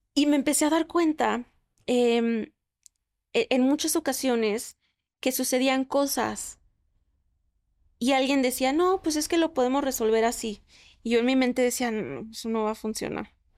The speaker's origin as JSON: {"language": "Spanish", "country": "Mexico", "said": "soy mexicana"}